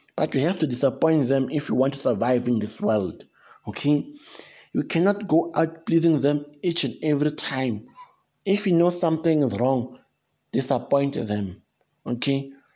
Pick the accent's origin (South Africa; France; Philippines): South Africa; I come from South Africa